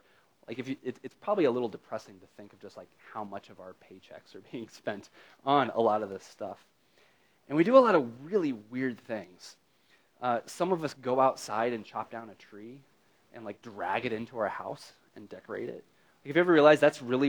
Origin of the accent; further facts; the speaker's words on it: United States; as an American